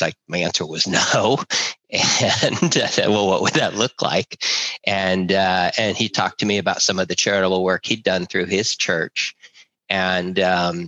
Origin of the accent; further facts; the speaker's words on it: Berkeley, California, United States; I was raised in Berkeley, California